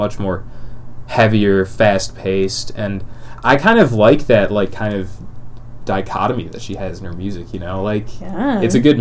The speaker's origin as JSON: {"language": "English", "area": "suburbs of Chicago", "region": "Illinois", "country": "United States", "said": "We're both American. From the suburbs of Chicago, like everyone in Illinois."}